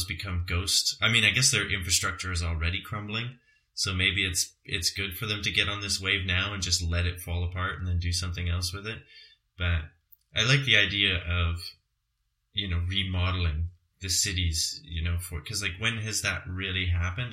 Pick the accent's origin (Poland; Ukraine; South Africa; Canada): Canada; Calgary, Alberta; moved away; my hometown of Calgary